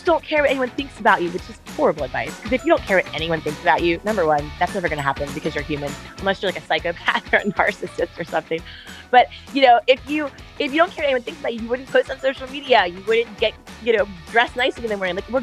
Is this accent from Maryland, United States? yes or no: yes; Baltimore, Maryland, United States; moved away as an adult; now in California, United States; We grew up on the East Coast in Maryland. So I'm 2/3 East Coast and 1/3 California. Only been here about 10 years